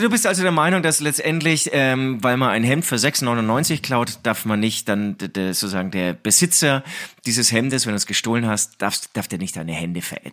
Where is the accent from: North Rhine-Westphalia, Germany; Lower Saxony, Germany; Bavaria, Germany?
Bavaria, Germany; Herzogenaurach; moved away as an adult; ich komme aus Herzogenaurach